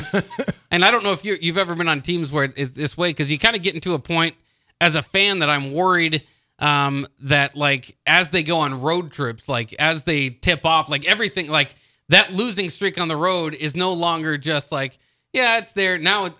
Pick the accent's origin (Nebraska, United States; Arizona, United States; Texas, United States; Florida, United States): Nebraska, United States; Lincoln; I'm a Lincolnite.